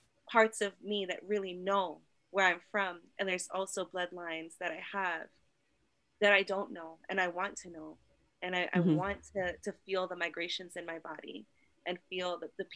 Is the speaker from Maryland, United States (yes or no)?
no; Hawaii, United States; born in this time as Kanaka Maoli, as Hawaiian